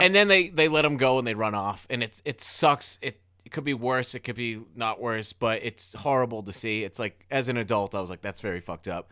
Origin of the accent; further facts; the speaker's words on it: Weymouth, Massachusetts, United States; in my hometown, I'm from a town called Weymouth, Massachusetts